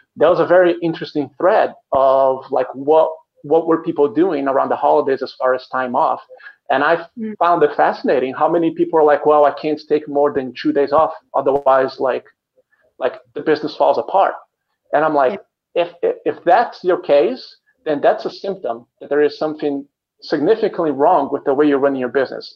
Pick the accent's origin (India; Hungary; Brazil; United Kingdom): Brazil; moved away as an adult; now in Chicago, United States; I live in Chicago, here in the United States, but originally I'm from Brazil. I've been in the United States for 15 years now